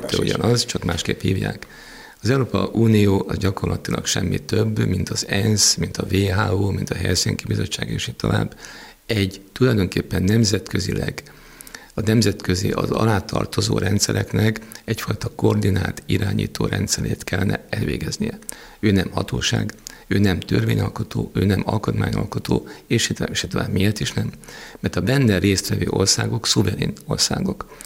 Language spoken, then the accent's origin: Hungarian; Hungary; magyarok vagyunk